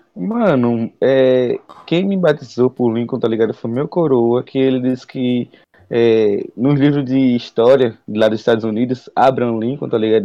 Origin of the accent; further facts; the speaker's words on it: Aracaju, Sergipe, Brazil; sou de Aracaju, Sergipe